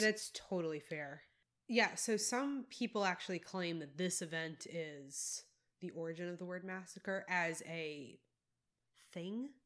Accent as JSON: {"language": "English", "region": "South Carolina", "country": "United States", "tie": "born or raised there", "also_born_or_lived": "Tennessee / Texas", "moved": "yes", "said": "I grew up in South Carolina, but I did a lot of time in, in Tennessee"}